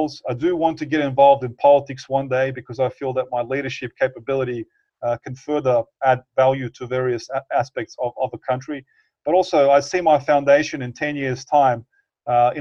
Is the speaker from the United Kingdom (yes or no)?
no; Bosnia & Herzegovina; moved away; I definitely want to live in my home country